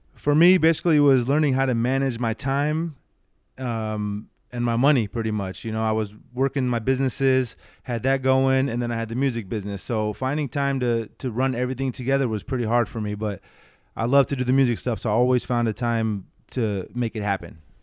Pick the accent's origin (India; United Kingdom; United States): United States; San Diego, California; I was born right here in San Diego.